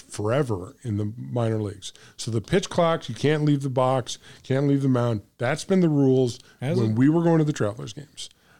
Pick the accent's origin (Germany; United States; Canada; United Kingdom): United States; St. Louis, Missouri; But I come from St. Louis where Bob Gibson pitched